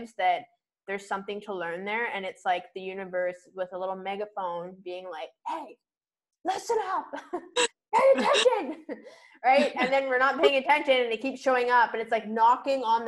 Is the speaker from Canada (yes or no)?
yes; Vancouver Island, British Columbia, Canada; moved away; also born or lived in Toronto; I'm from Vancouver Island